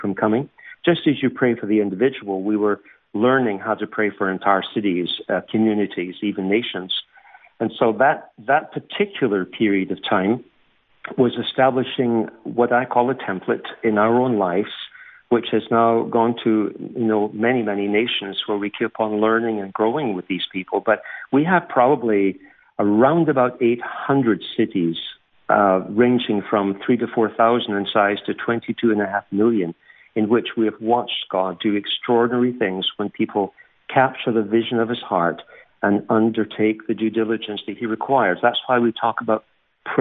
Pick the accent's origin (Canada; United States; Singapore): Canada; accent: subtle blend of Scottish and Canadian; also born or lived in Scotland / England; I'm actually Scottish, but when I was young, we went to live in Canada when I was youngest member of the family, so I had no say on that matter, but grew up in the Canadian culture